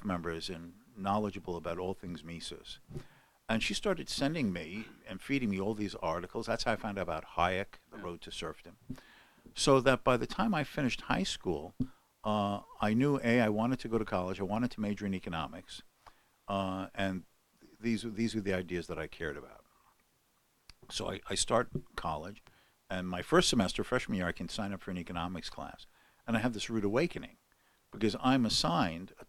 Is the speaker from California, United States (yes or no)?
yes; Los Angeles, California, United States; I grew up in Hollywood, California